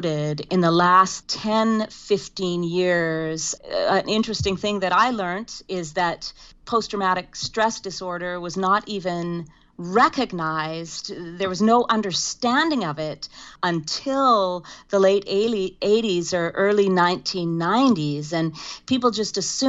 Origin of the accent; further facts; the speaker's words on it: Saskatoon, Saskatchewan, Canada; I was born and raised in Saskatoon, Saskatchewan, into a tight-knit Mennonite community.